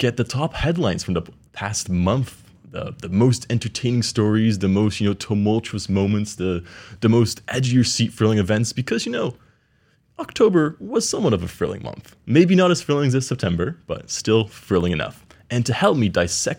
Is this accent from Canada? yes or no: yes; Canada; moved away; also born or lived in Netherlands; I am originally Canadian, hence my less European accented voice